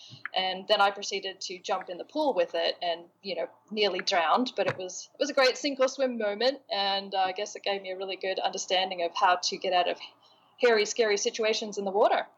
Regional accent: Australia; also born or lived in England / Los Angeles; I was born in England to an English rock star daddy, where my traveling hippie Australian mum met him there, had me, and then I moved to Los Angeles for the first 7 years of my life. So then moved to Australia.

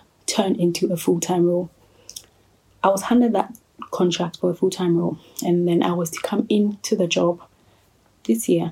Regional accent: Ghana; I'm a Ghanaian living in Ghana

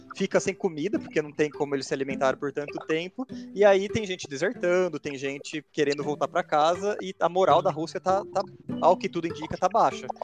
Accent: Americana, São Paulo, Brazil; em Americana, eu sou de Americana

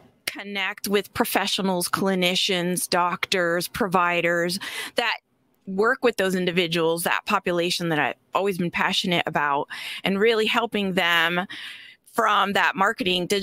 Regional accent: Florida, United States; I'm from Florida, too.

